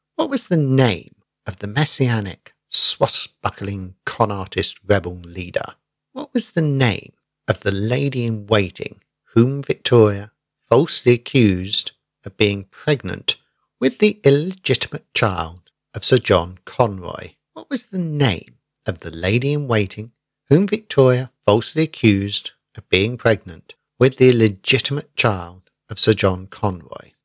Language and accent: English; Basingstoke, South East England, United Kingdom; my hometown of Basingstoke